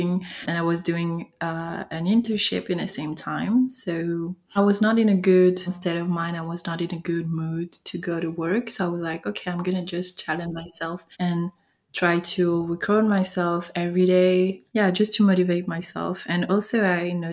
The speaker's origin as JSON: {"language": "English", "country": "France", "accent": "French", "second_language": "English", "said": "I'm French, so sorry for my accent."}